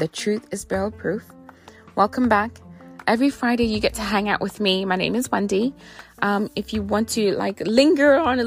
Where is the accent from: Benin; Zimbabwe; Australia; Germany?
Zimbabwe; moved away; I grew up in Zimbabwe, and so I do have some British influences in my upbringing